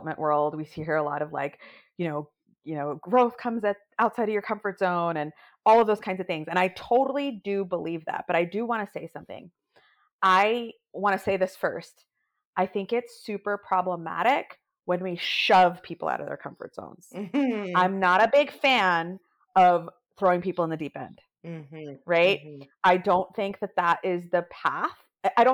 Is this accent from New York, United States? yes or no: yes; New York, United States; I'm a New Yorker. I'm a first generation daughter of an immigrant family. My parents immigrated here from India.